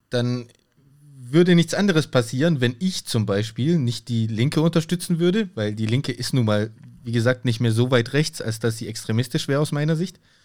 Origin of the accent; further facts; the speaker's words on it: Germany; bei uns in Deutschland